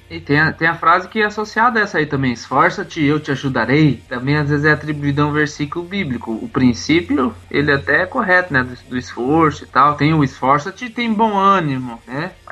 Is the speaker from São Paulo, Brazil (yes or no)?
no; Matelândia, Paraná, Brazil; minha cidade natal, Matelândia. E foi bem interessante.